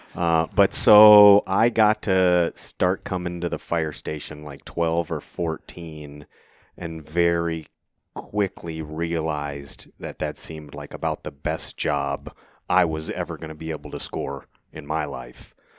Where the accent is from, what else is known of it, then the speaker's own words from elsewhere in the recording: Cave Creek, Arizona, United States; I was born and raised in Cave Creek, uh, Arizona